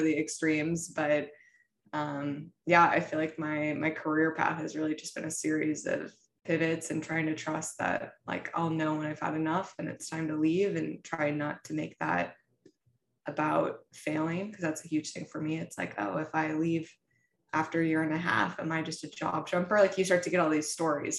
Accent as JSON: {"language": "English", "region": "Midwest", "country": "United States", "said": "I come from the Midwest, very traditional family"}